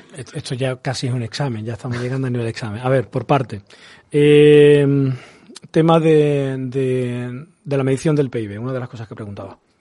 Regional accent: Andalusia, Spain; mi región

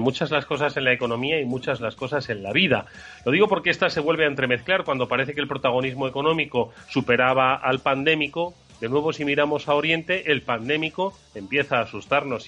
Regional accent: Madrid, Community of Madrid, Spain; also born or lived in Extremadura; no voy a decir que soy madrileño, voy a sacar mis, mis ancestros extremeños

